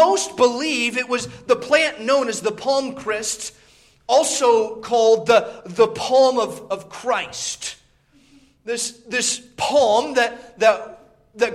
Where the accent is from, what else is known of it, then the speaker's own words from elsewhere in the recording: Indiana, United States; moved away; I grew up in Indiana